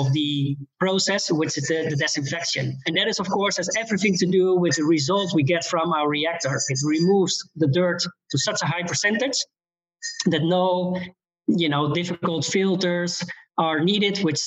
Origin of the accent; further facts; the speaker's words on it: Netherlands; I'm from the Netherlands